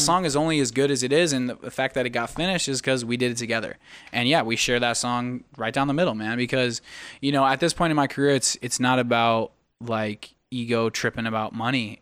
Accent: United States; moved away; my hometown of Sacramento, Arizona

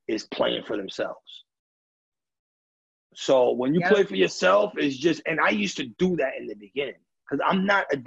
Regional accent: New York City, New York, United States; now in Pennsylvania, United States; Being from New York City, growing up in New York City, growing up in the Bronx

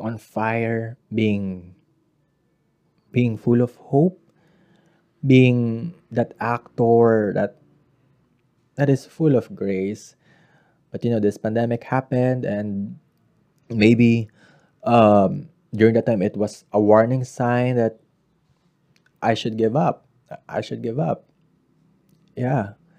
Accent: Central Luzon, Philippines; I am from Bulacan

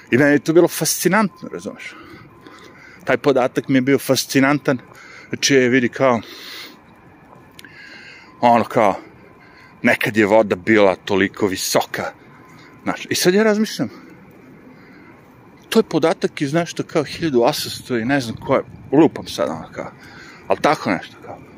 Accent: Višegrad, Republika Srpska, Bosnia & Herzegovina; moved away; pošto sam odrastao u Višegradu

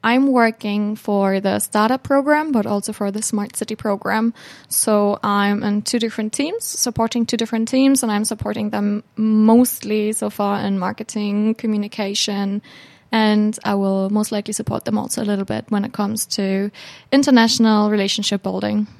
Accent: Hamburg, Germany; moved away as an adult; now in Finland; I'm a student from Hamburg, Germany

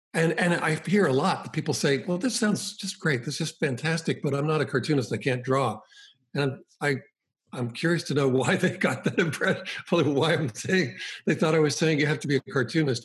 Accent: Boston, Massachusetts, United States; I grew up in the Boston area

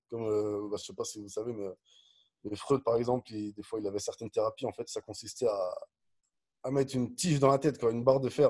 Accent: Dijon, Bourgogne-Franche-Comté, France; also born or lived in Nantes; je suis né à Nantes, mais j'ai grandi à Dijon.

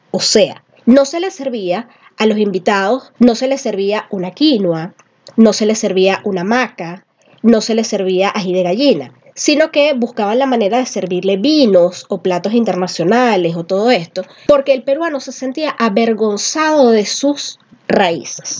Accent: Venezuela; now in Peru; Somos venezolanos, pero vivimos en Perú

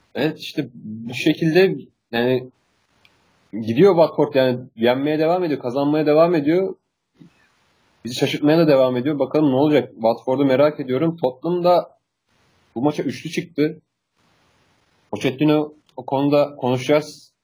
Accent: Turkey; Biz Türk'üz ya.

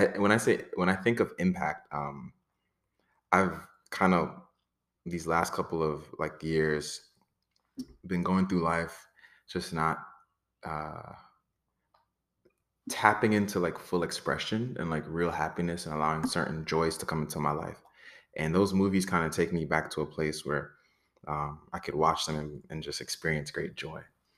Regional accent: Florida, United States; also born or lived in Brooklyn, New York; Born in Brooklyn, New York, family's Trinidadian, kind of grew up in South Florida.

